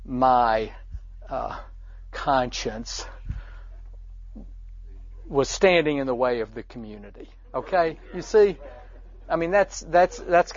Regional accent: the South, United States; growing up in the South

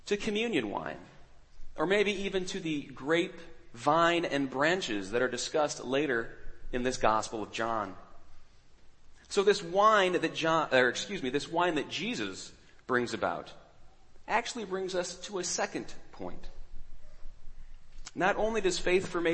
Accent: New York City, New York, United States; I'm from New York City.

